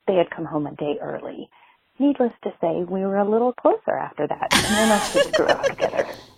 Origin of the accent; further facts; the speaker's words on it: Raleigh, North Carolina, United States; I'm from Raleigh and I have a neighbor story.